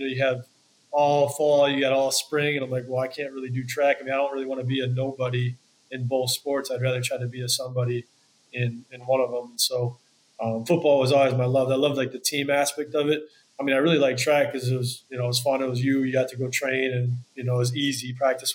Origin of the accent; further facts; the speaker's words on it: Wisconsin, United States; growing up in Wisconsin